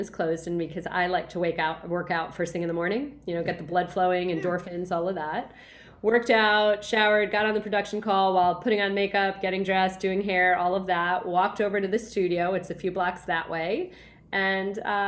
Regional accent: New York City, New York, United States; New York City, my hometown. This is where I was born, was New York City.

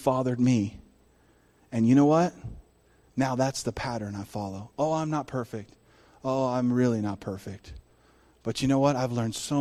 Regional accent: El Paso, Texas, United States; now in California, United States; where we grew up in El Paso, Texas

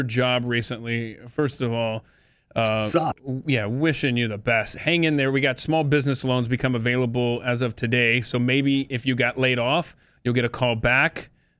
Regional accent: Georgia, United States; We also, in the state of Georgia, my home state where I was born and raised, that we also gave you Jimmy Carter.

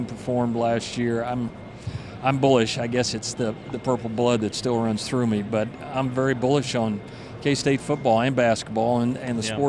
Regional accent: Kansas, United States; the perception of it being a flyover state has existed since I was born and raised in Kansas

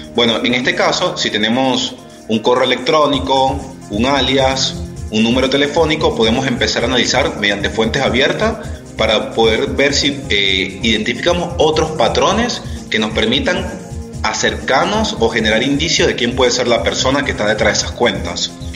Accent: Venezuela; moved away as an adult; now in Argentina; soy venezolano, tengo seis años ya radicado en Argentina

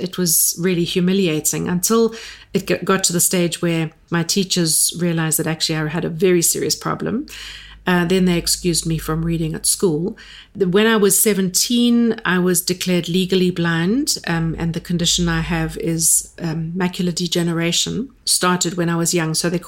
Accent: Durban, KwaZulu-Natal, South Africa; And I was born in Durban, went to school there. I've always lived in South Africa

